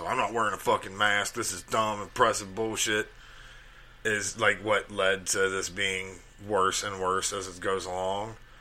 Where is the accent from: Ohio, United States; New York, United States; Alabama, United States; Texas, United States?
Alabama, United States; growing up in Alabama